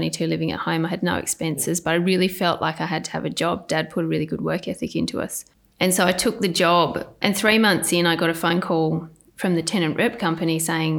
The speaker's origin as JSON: {"language": "English", "town": "Sydney", "region": "New South Wales", "country": "Australia", "tie": "born or raised there", "said": "I was born in Sydney, Royal North Shore Hospital. Grew up in Lynfield"}